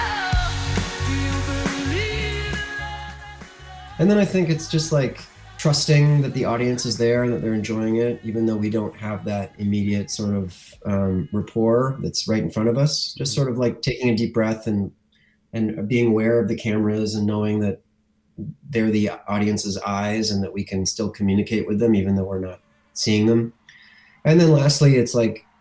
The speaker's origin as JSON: {"language": "English", "town": "Lindsay", "region": "Ontario", "country": "Canada", "tie": "born or raised there", "said": "Tyler and I, as you know, growing up in Lindsay, as young boys"}